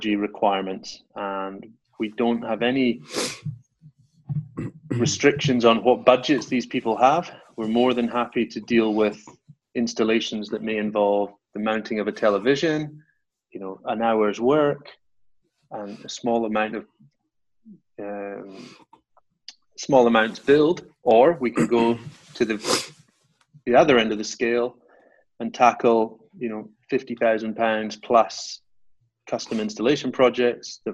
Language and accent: English; Highlands of Scotland, United Kingdom; moved away as an adult; now in Norfolk, United Kingdom; I grew up in the Highlands of Scotland, about 500 miles away from where I'm based now.